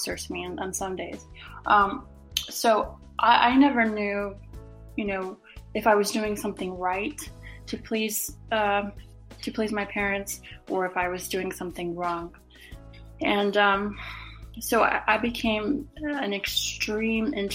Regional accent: Charleston, South Carolina, United States; I'm originally from Charleston, South Carolina

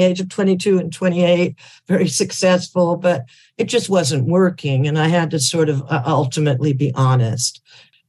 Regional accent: Berkeley, California, United States; I was raised in Berkeley

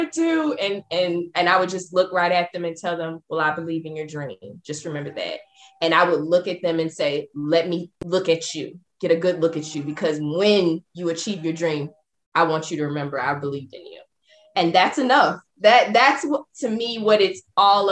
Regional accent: the South, United States; growing up, I am from the South

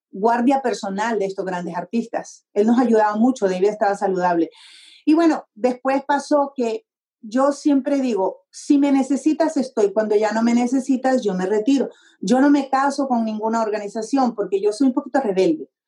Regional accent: Honduras; born or raised there; moved away as an adult; also born or lived in Tegucigalpa, Honduras / New Mexico, United States / Texas, United States; now in United States

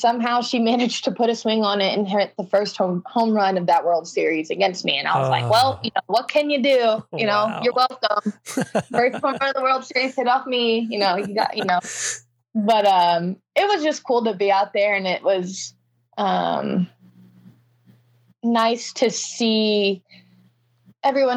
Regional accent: Houston, Texas, United States; I'm from Houston. I live in Houston

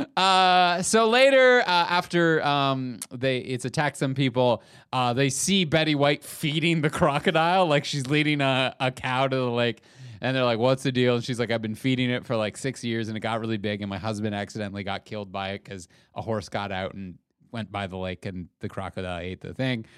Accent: Canada

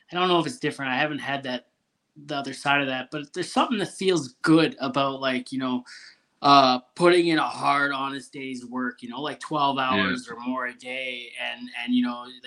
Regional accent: Ontario, Canada; moved away as an adult; also born or lived in British Columbia / Alberta; I'm from Ontario. So I was 18 when I moved out. And I think like 6-7 months later, I was out in Alberta, well, BC and then Alberta

